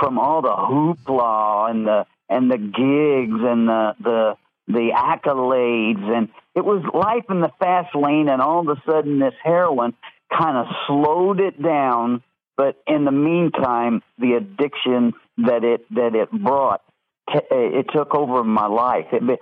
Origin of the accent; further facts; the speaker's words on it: Evansville, Indiana, United States; moved away; my hometown of Evansville, Indiana